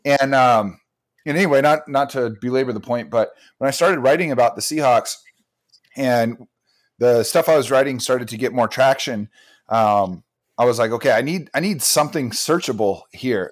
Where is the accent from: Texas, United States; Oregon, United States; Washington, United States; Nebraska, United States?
Washington, United States; Bellingham; I'm from Bellingham, Washington, which is a city about hour and a half north of Seattle